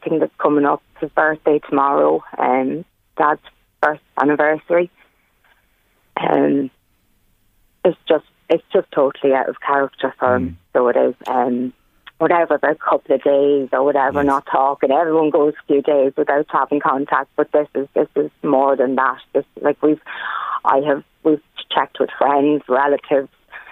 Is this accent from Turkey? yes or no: no; Ireland; We grew up in Parnell Park